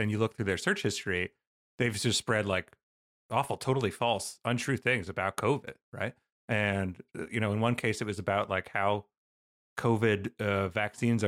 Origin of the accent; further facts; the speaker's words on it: Canada; I'm from a nanny state, so you have to forgive me. I'm from Canada